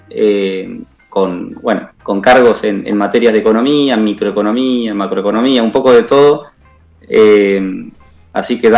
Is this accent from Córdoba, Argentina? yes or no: no; Buenos Aires, Argentina; now in La Pampa, Argentina; Bueno, yo soy de Buenos Aires, más allá de que ahora estoy en La Pampa y, dicto clases en la Universidad Nacional de La Pampa.